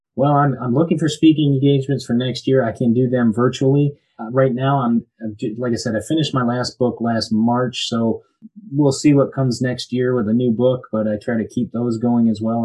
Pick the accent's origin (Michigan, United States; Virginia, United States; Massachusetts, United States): Michigan, United States; Birmingham; moved away as an adult; now in Florida, United States; I'm originally from Birmingham, Michigan. Grew up there